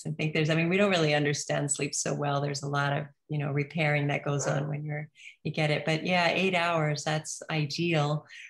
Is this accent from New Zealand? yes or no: yes; New Zealand; I'm from New Zealand, right? So we eat lamb and meat